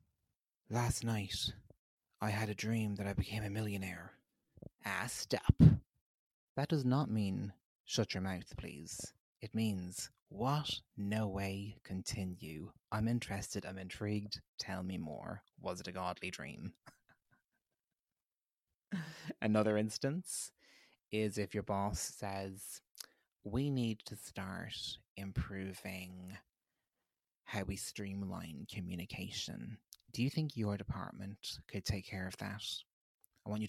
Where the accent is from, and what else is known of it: Ireland